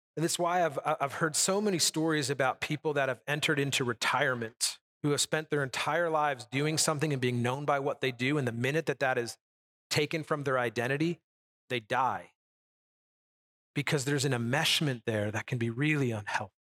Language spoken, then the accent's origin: English; United States; as an American, we've never, I've never lived in that kind of a lifestyle